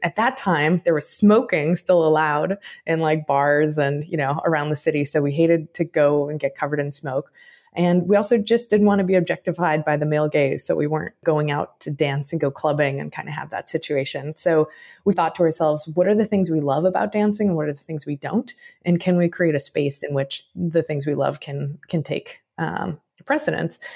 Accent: Chicago, Illinois, United States; I was born in Chicago, raised in the suburbs of Chicago

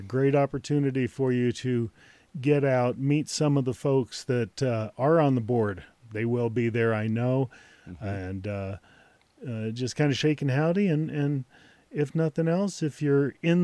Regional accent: South Florida and South Georgia, United States; moved away; South Florida and South Georgia

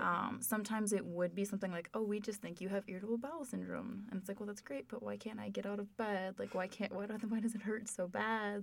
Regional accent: Minnesota, United States; I am from Minnesota

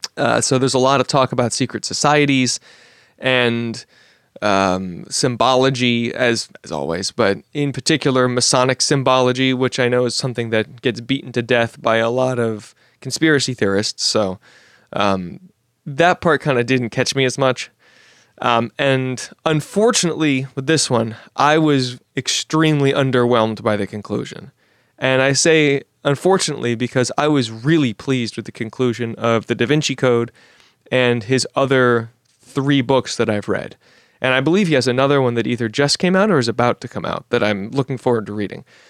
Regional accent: Washington, District of Columbia, United States; my hometown of Washington, D C

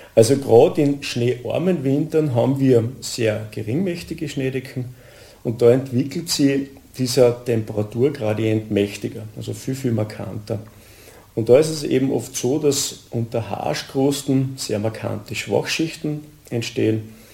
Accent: Admont, Styria, Austria; bin aus Atmund, bin hauptberuflicher Bergführer

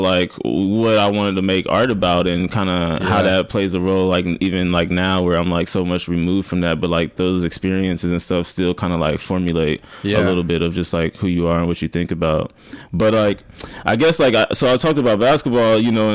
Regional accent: Omaha, Nebraska, United States; moved away as an adult; also born or lived in Storm Lake, Iowa; now in Brooklyn, United States; I was born and raised in Omaha, Nebraska

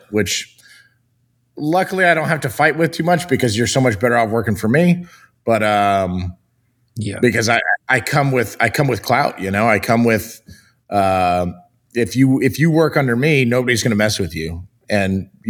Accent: Los Angeles, California, United States; moved away as an adult; I grew up there, but I left before I would turn 21.

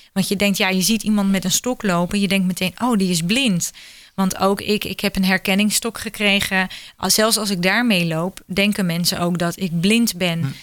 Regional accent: Netherlands

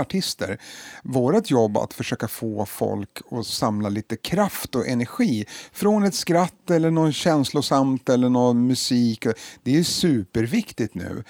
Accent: Stockholm, Stockholm County, Sweden; jag är uppvuxen i Hagsätra och gick i Rågsvedsskolan.

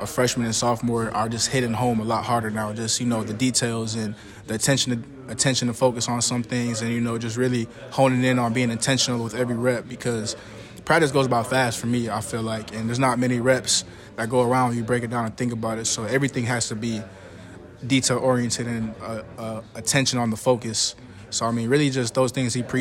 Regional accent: Buffalo, New York, United States; now in Lawrence, United States; I'm from Buffalo, so the winters are pretty bad.

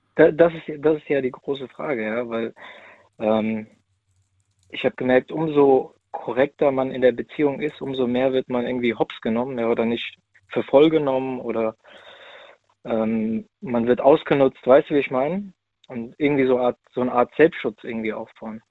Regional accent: near Frankfurt, Hesse, Germany; ich bin aus der Nähe Frankfurt

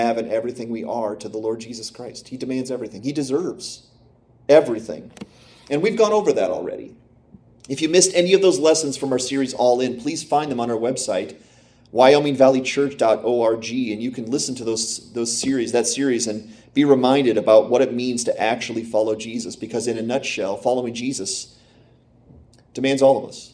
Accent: Pennsylvania, United States; now in Michigan, United States; I grew up in Pennsylvania

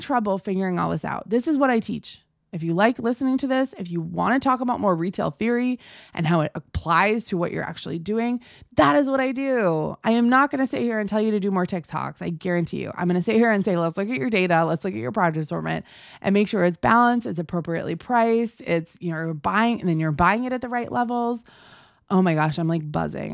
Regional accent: United States; I'm American

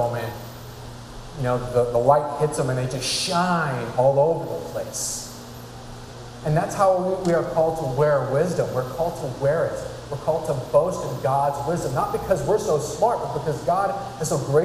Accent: California, United States; I'm from California. I'm not from New England

